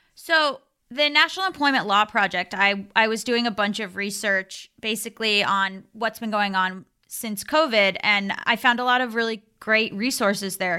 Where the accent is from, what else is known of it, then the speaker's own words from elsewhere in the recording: Florida, United States; I'm from Florida